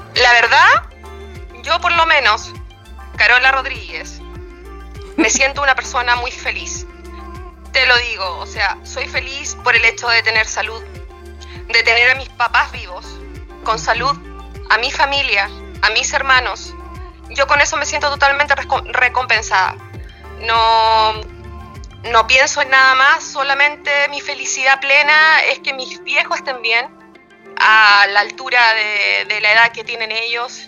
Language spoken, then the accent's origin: Spanish; Chiloé Island, Los Lagos, Chile; now in Vallenar, Chile; muy lejos de acá del sur, de donde yo soy, de la isla de Chiloé